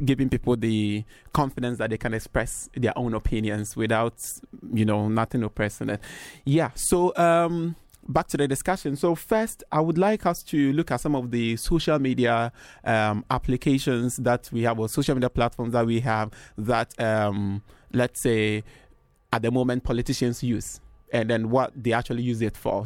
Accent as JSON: {"language": "English", "country": "Ghana", "said": "I'm from Ghana."}